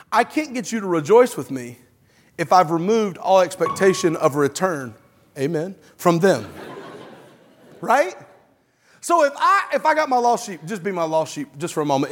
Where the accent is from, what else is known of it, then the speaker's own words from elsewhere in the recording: Alabama, United States; moved away; I'm from Alabama originally.